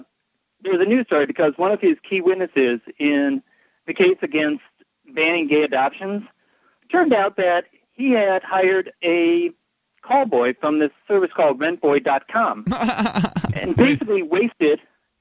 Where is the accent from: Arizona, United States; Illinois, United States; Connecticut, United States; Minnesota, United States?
Illinois, United States; Chicago; Now, I've only lived in Florida. I came from Chicago.